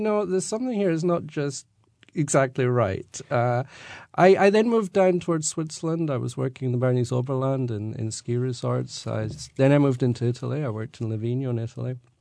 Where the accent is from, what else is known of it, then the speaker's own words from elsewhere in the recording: Scotland, United Kingdom; moved away; when I grew up, you know, we were brought up as being Scottish